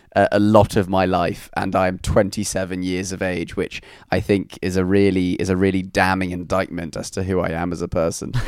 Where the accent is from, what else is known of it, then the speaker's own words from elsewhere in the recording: London, United Kingdom; also born or lived in Newcastle; I'm from, uh, from London